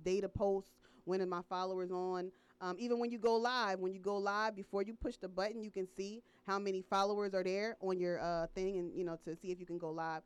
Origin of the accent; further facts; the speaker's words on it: New Jersey, United States; moved away; I went to different high schools when I was living in New Jersey